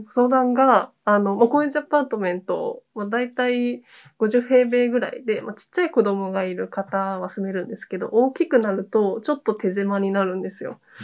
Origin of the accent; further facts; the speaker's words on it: Okayama, Japan; now in Tokyo, Japan; 私自身が岡山出身